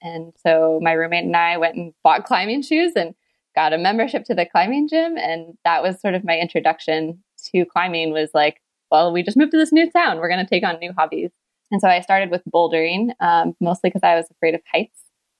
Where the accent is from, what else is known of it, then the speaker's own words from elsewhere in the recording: Flint, Michigan, United States; moved away as an adult; also born or lived in Oakland, California; now in Seattle, United States; So I'm actually from Michigan. I grew up just outside of Flint.